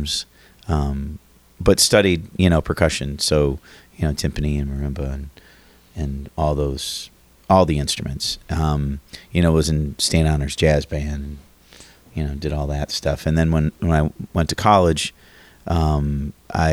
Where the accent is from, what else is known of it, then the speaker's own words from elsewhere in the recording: Oconomowoc, Wisconsin, United States; moved away as an adult; also born or lived in St. Louis, Missouri / Oshkosh, Wisconsin; now in Cleveland, United States; I grew up in Wisconsin, outside of Milwaukee, a little town called Oconomowoc